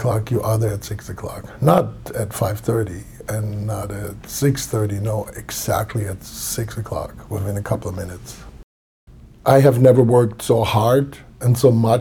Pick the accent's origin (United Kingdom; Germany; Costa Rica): Germany; moved away as an adult; now in United States; I moved from Germany to America. I'm here for 22, 23 years, somewhere there